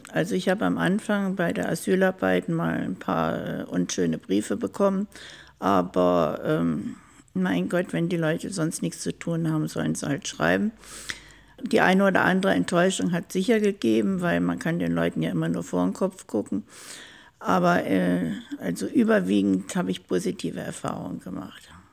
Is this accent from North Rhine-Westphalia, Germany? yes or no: yes; small town near Düsseldorf, North Rhine-Westphalia, Germany; moved away as an adult; now in Ingolstadt, Germany; Da bin ich groß geworden, also in einer Kleinstadt ganz in der Nähe von Düsseldorf. Bin in Düsseldorf zur Schule gegangen